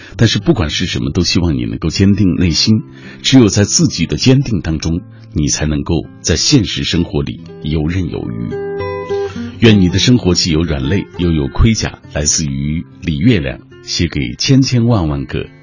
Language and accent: Chinese; China; 按照我们中国人的传统，付出正月，这都不算过完年